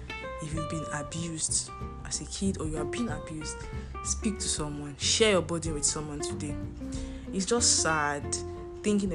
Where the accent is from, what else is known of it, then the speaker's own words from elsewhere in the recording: Nigeria; As a Nigerian student